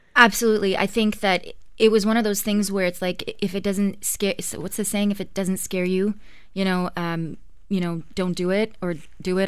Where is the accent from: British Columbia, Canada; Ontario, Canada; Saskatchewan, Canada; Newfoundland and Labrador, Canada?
Ontario, Canada; Ottawa; moved away as an adult; now in Toronto, Canada; I grew up in Ottawa, uh, big fat Greek family